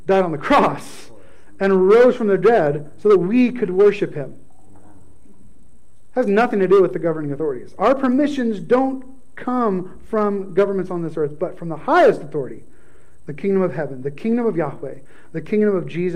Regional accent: United States

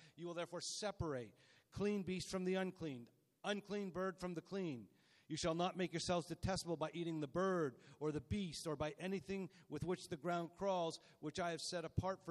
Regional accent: Canada; We're Canadian

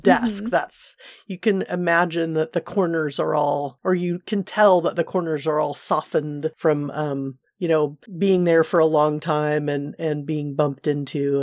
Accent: Seal Beach, California, United States; where I grew up in Seal Beach

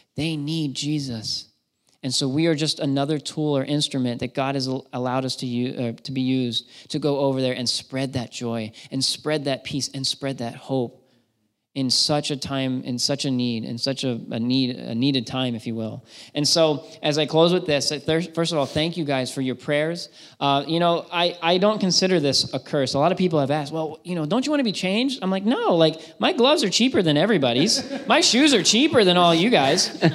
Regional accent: Shrewsbury, Pennsylvania, United States; moved away as an adult; now in Massachusetts, United States; I grew up in Shrewsbury, Pennsylvania

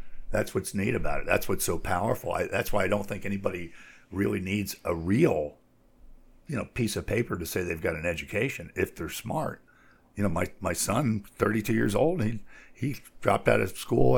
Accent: United States; as an American

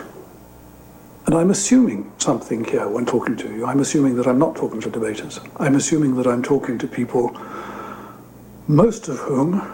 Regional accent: United Kingdom; accent: British; now in Madrid, Spain; As you can hear from my accent, I'm British. I'm talking to you from my home in Madrid

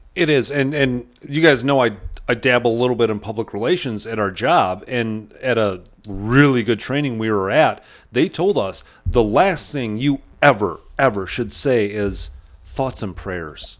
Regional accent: Chautauqua, United States; I grew up in Chautauqua and we did not have family around.

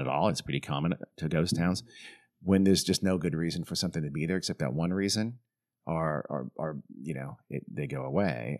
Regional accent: Southern California, United States; I grew up in Southern California

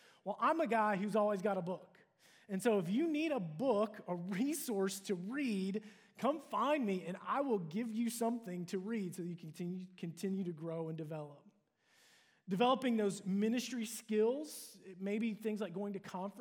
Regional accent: Cincinnati, Ohio, United States; moved away as an adult; also born or lived in Dallas, Texas; move from my hometown of Cincinnati to move to Dallas to attend

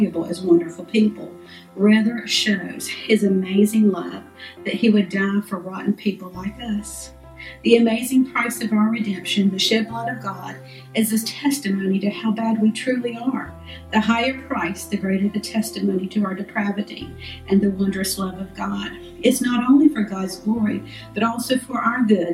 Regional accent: Callahan, United States; We grew up in Callahan

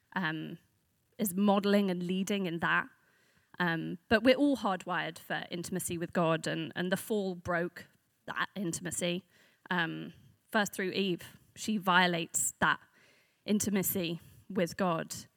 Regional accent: London, United Kingdom; I am a Londoner, but I'm from north of the river

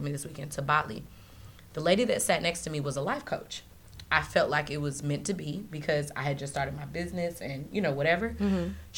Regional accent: St. Louis, Missouri, United States; now in Florida, United States; I'm from St. Louis. I grew up in a very strict household

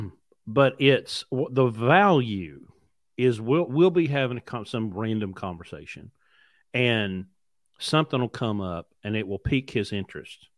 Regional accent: West Virginia, United States; I grew up in mountains. I grew up in West Virginia.

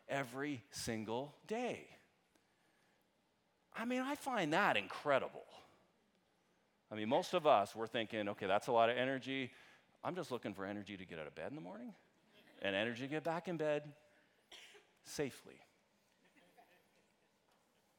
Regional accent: Canada; I'm Canadian

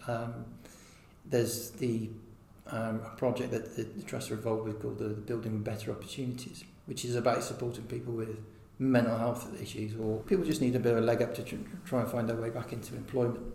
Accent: Hereford, West Midlands, United Kingdom; I was born in Hereford quite a long time ago in 76

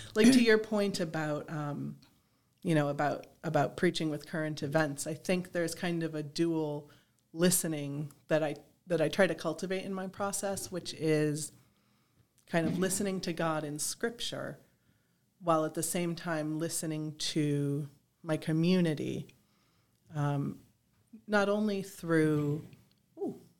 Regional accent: East Aurora, New York, United States; moved away as an adult; also born or lived in Hudson Valley, New York; I grew up uh, in East Aurora.

